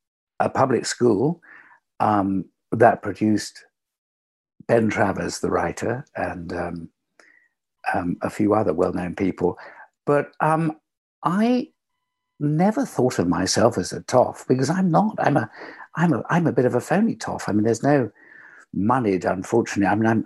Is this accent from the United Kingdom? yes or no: yes; London, United Kingdom; I was born in West London, and my parents ran a little boarding house.